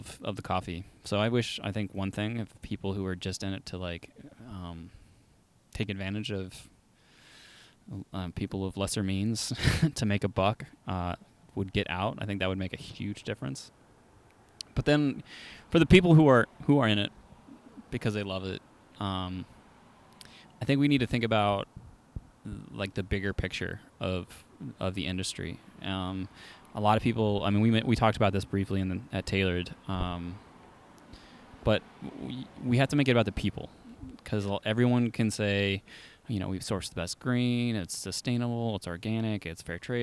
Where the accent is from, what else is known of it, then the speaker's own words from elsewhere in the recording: Eugene, Oregon, United States; I grew up in Eugene since like 1990 or something like that.